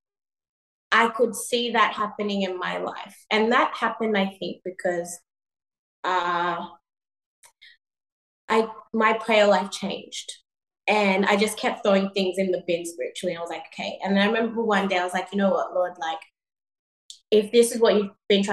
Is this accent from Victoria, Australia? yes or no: no; Sydney, New South Wales, Australia; moved away as an adult; also born or lived in Ghana / New York; coming from Ghana and before that growing up in Sydney